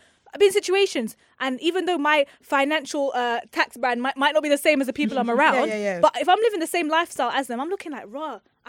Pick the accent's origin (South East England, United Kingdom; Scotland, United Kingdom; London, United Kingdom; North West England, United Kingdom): London, United Kingdom; I'm from London.